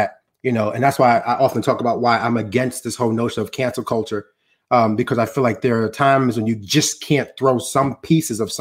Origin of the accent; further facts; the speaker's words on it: New York City, New York, United States; being a Black African-American growing up in Harlem